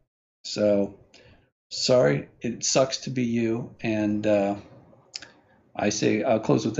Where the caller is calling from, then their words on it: Hong Kong; I was calling from Hong Kong